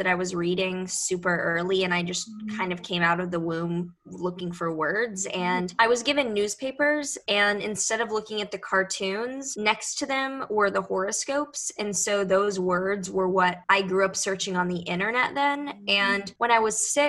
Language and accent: English; Houston, Texas, United States; moved away as an adult; now in New York City, United States; I was born and raised in Houston